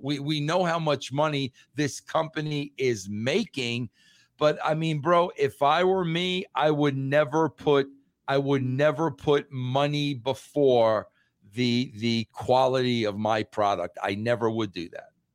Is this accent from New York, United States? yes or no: yes; New York, United States; being a New Yorker